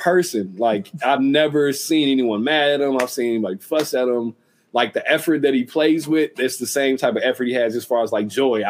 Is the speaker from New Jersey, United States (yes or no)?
no; Utah, United States; I come from Utah.